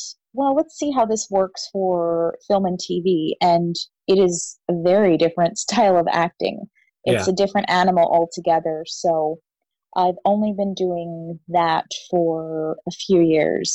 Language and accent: English; Vancouver, British Columbia, Canada; Growing up in the church that I grew up in here in Vancouver